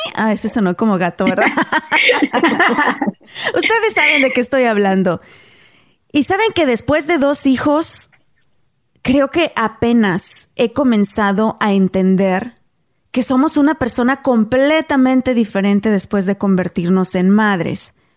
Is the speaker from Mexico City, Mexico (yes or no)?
no; Guanajuato, Mexico; originaria de Guanajuato, México